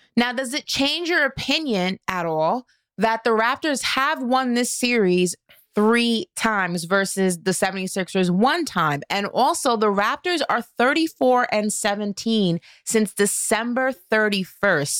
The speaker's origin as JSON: {"language": "English", "town": "New York City", "region": "New York", "country": "United States", "tie": "born or raised there", "said": "my hometown of Brooklyn, New York"}